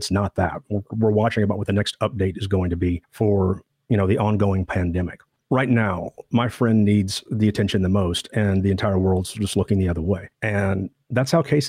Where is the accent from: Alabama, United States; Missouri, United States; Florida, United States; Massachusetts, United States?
Missouri, United States; Southwest; I grew up in Southwest Missouri